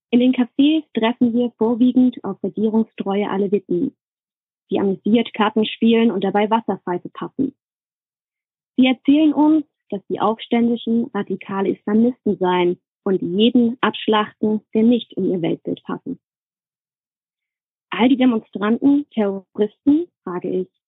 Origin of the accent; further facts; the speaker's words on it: Saxony, Germany; now in United States; Ich schreibe allerdings unter dem Namen … und ich komme ursprünglich aus der Nähe von Leipzig lebe aber momentan in den USA